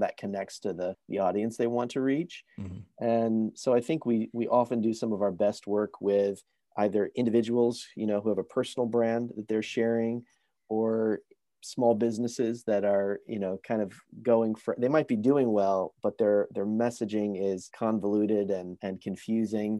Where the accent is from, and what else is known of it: United States; born or raised there; moved away as an adult; now in Vancouver, Canada